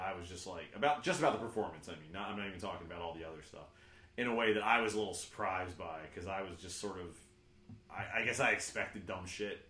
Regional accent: United States; as an American

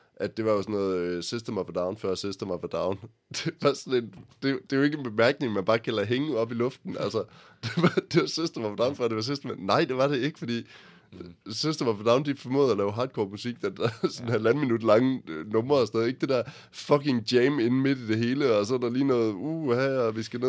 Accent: Jutland, Denmark; Vi kommer begge to fra Jylland

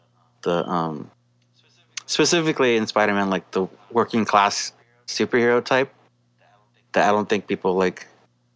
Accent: Southern California, United States; growing up in SoCal, being in a punk scene, getting out of high school

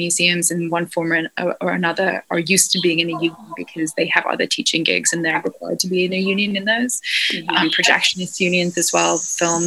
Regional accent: Scotland, United Kingdom; now in United States; I come from Scotland, where you basically join a union at birth

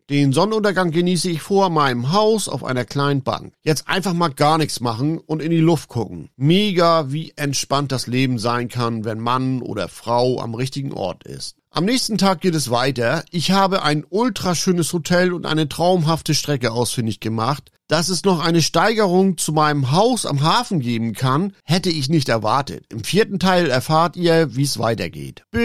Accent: Northern Germany, Germany; Als Norddeutscher bin ich frische Meeresluft gewohnt.

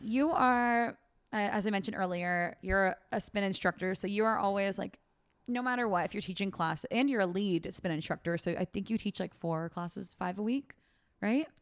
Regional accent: Fair Oaks, California, United States; My hometown, Fair Oaks, California

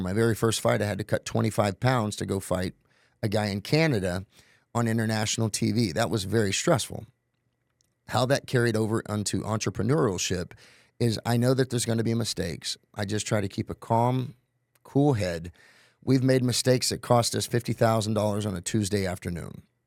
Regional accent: Tulsa, Oklahoma, United States; I'm originally from Tulsa, Oklahoma

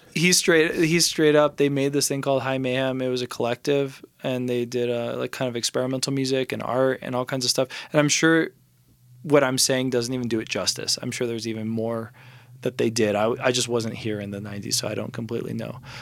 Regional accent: Los Angeles, California, United States; now in Santa Fe, United States; I'm from Los Angeles.

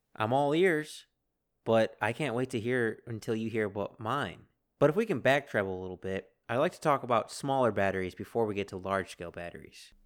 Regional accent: United States; being American

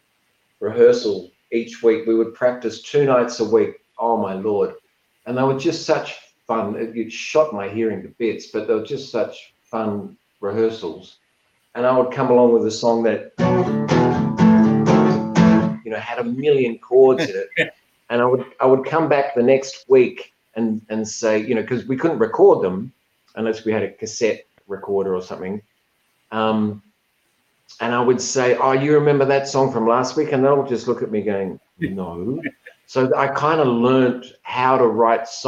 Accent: Adelaide, South Australia, Australia; I grew up in Adelaide

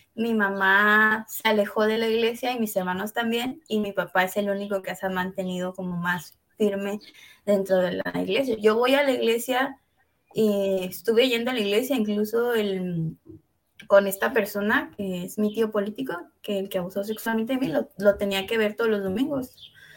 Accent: Veracruz, Mexico; now in Jalisco, Mexico; yo soy originaria de Veracruz. Ahorita estoy en Jalisco, en México

